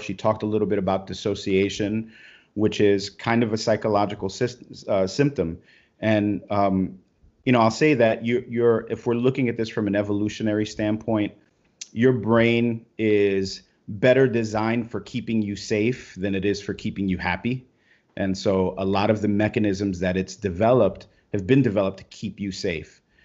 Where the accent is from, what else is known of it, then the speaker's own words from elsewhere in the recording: Brooklyn, New York, United States; I grew up in Brooklyn, you know, and, and I'm, I'm a Hispanic guy from Brooklyn.